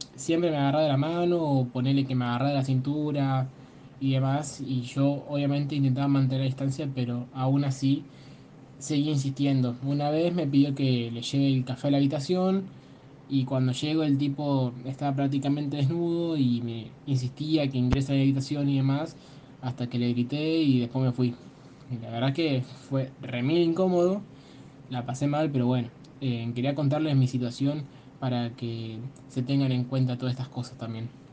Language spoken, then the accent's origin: Spanish; San Javier, Santa Fe, Argentina; soy de San Javier.